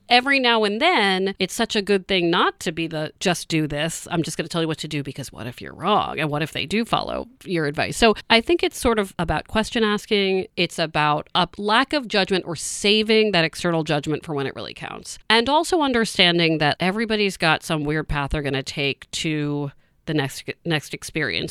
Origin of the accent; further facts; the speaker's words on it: Maryland, United States; now in Boston, United States; I'm from Maryland, so I'm not from Boston